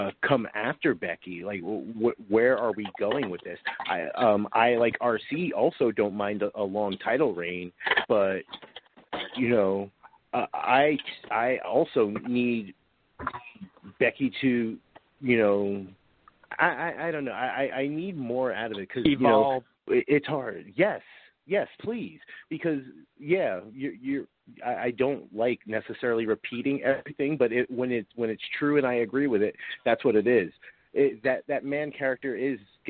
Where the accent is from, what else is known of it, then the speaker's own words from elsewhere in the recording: New York, United States; I'm from New York